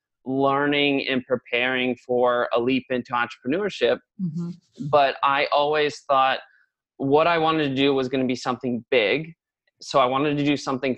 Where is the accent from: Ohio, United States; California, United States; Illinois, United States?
Ohio, United States; New Richmond; we grew up like in a log home subdivision overlooking the river. a little place called New Richmond, which is like just outside of the city